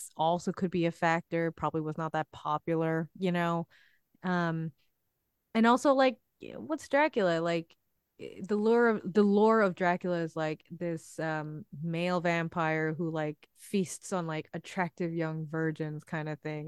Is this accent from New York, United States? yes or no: yes; New York, United States; I grew up in New York. I've lived here all my life.